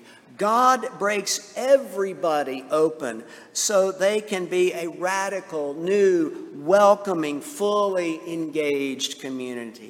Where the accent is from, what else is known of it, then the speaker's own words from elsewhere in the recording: Central Texas, United States; we did not have this perspective of Pentecost in Deep Jesus Central Texas